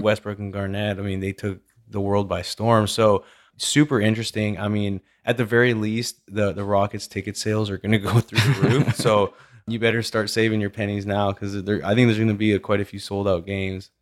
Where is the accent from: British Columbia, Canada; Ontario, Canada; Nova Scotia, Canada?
British Columbia, Canada; Vernon; moved away; also born or lived in Calgary; when I grew up in Vernon, British Columbia, and moved to Calgary